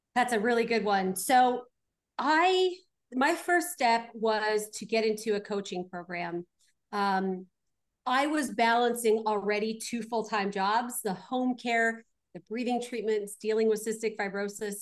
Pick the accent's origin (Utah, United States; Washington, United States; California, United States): California, United States; Glendale; I was born out in Glendale